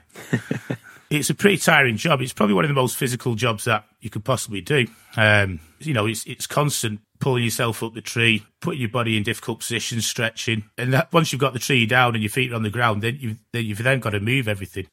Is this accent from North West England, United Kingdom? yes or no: no; Glossop, East Midlands, United Kingdom; I'm from Glossop